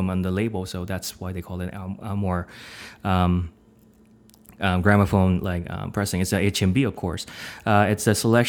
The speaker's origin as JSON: {"language": "English", "country": "South Korea", "moved": "as an adult", "lives_now": "Ann Arbor, United States", "said": "I'm actually coming from South Korea, of all places. And although I'm actually doing my PhD program in Michigan right now"}